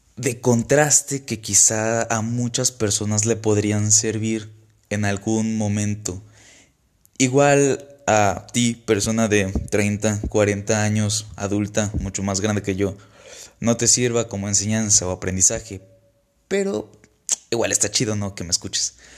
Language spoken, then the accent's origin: Spanish; Villahermosa, Tabasco, Mexico; moved away as an adult; now in Saltillo, Mexico; Soy originario de Villahermosa, Tabasco.